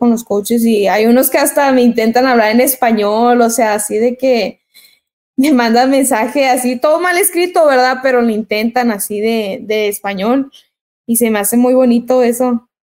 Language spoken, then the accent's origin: Spanish; El Paso, Texas, United States; born there; porque mis hermanos y yo nacimos acá en Estados Unidos, nacimos en El Paso, Texas.